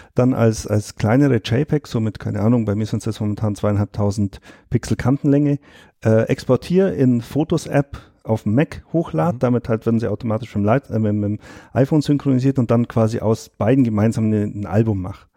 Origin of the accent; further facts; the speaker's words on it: Allgäu, Germany; bei uns im Allgäu